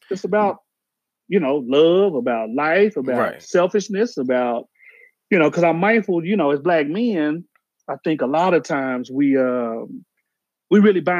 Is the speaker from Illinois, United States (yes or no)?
no; Oklahoma City, Oklahoma, United States; also born or lived in Dallas, Texas / Georgia; So I grew up, I'm from Oklahoma, Oklahoma City. That's my spot. That's my papa would say, that's my stomping grounds. You know, I was in Oklahoma, graduated with the college at SMU. So I moved to Dallas. That are like 5 years, and I moved to Georgia.